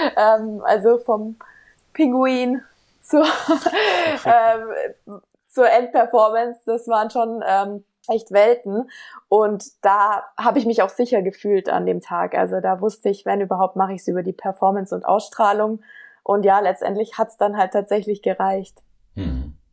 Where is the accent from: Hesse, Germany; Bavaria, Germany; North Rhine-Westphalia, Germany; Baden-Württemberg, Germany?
Baden-Württemberg, Germany; Ludwigsburg; ich komme aus Ludwigsburg